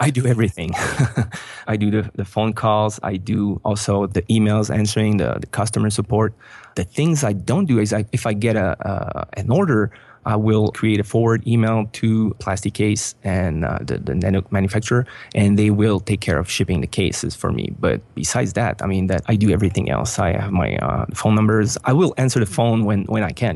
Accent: Montreal, Quebec, Canada; moved away as an adult; we are originally from Montreal, but we moved out of Montreal a year ago

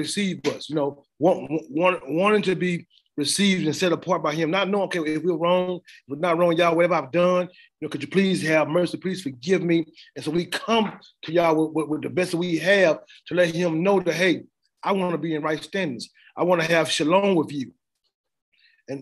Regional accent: the South, United States; I'm from the South, and I used to be going in the country sometimes

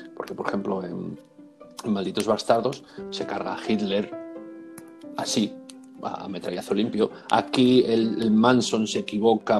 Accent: Murcia, Region of Murcia, Spain; yo nací en Murcia

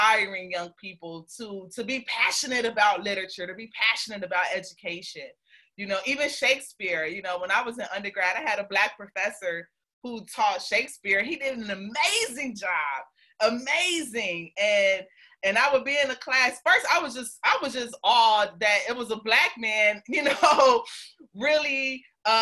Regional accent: Chicago, Illinois, United States; I'm from Chicago, but my mother raised me in the suburbs

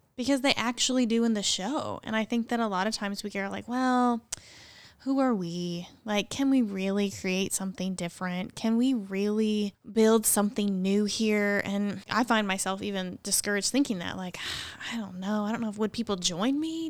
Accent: near Columbia, Missouri, United States; moved away as an adult; now in Morganton, United States; I'm from thirty minutes from that town

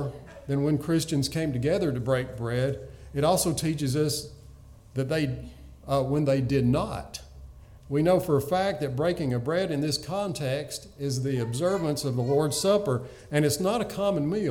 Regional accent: the rural South, United States; growing up in the rural South

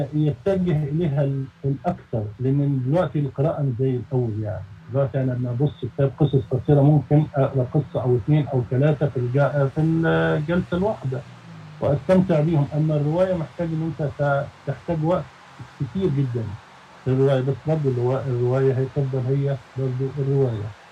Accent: Egypt; احنا عندنا في مصر

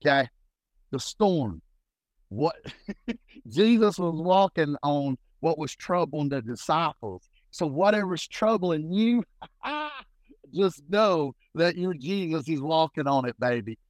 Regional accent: Harlan, Kentucky, United States; I'm originally from Harlan, Kentucky

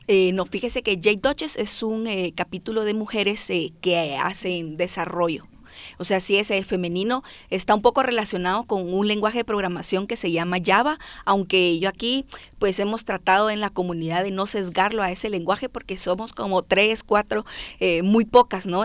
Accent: Guatemala; accent: chapinismos; soy como que una chapina tradicional, ¿no? O sea, nuestras nuestro vocabulario, yo le digo nuestros adjetivos de acto impacto están aquí bien puestos, chapinismos y todo

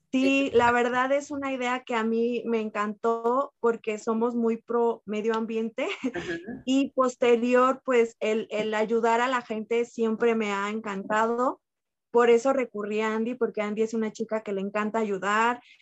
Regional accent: San Miguel de Allende, Guanajuato, Mexico; also born or lived in Querétaro; soy originaria de San Miguel de entonces me vengo para acá

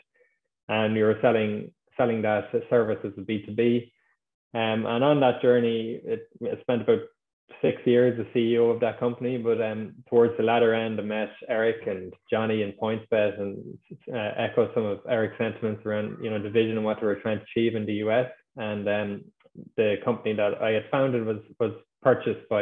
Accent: Ireland; I'm from Ireland, as you might be able to tell from the accent. I went to university in Dublin.

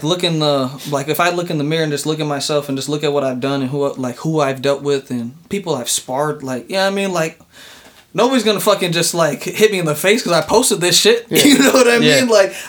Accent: United States; I'm from America, my G. My parents are like mixed type shit.

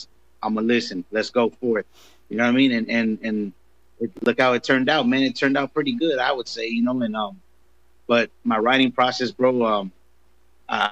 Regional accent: Los Angeles, California, United States; also born or lived in Compton, California; I was raised in South Central

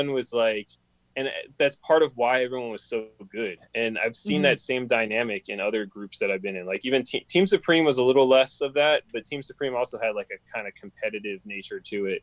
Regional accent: Maryland, United States; now in Los Angeles, United States; I grew up in Maryland.

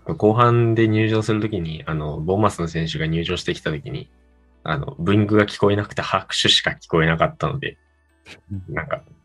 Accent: Japan

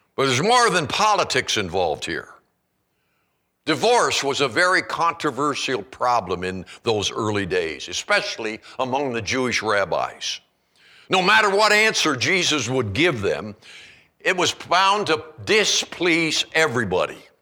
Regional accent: Canada; now in Kalispell, United States; I grew up in Canada

